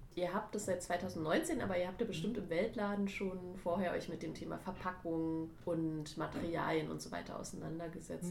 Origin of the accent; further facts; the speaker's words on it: Offenburg area, Baden-Württemberg, Germany; ich komme aus der Gegend hier